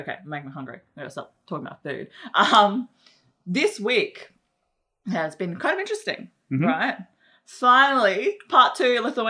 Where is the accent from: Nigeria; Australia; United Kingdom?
Australia; you can't just simply plonk it in Australia because we're not American in the way we drink coffee